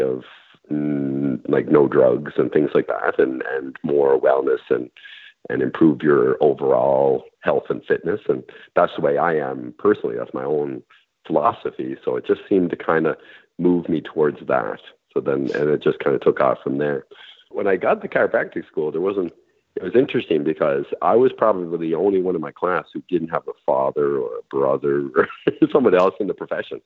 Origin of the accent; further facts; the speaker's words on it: Montague, Prince Edward Island, Canada; From Montague. PEI